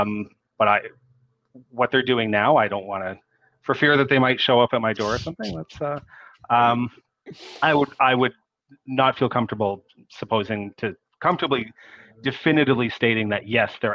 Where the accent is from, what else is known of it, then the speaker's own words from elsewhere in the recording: Canada; I'm a Canadian.